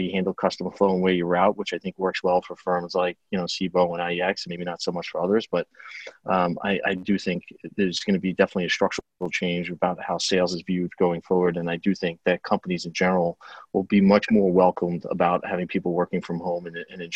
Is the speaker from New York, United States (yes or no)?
yes; Long Island, New York, United States; accent: Long Island; the setting being in Melville, Long Island, I know it pretty well